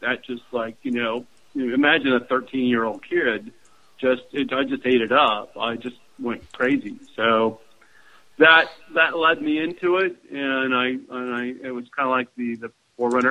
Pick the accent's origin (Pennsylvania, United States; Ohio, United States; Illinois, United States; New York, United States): Ohio, United States; Dayton; growing up in Dayton, Ohio